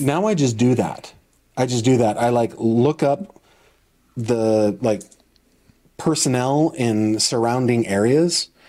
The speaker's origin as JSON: {"language": "English", "area": "Clearfield, PA", "region": "Pennsylvania", "country": "United States", "tie": "born or raised there", "also_born_or_lived": "Northern California", "moved": "yes", "lives_now": "Venango County, Pennsylvania, United States"}